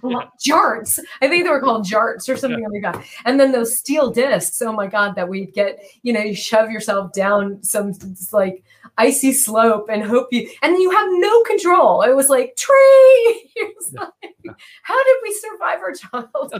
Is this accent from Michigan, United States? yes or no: yes; Michigan, United States; now in California, United States; I grew up in Michigan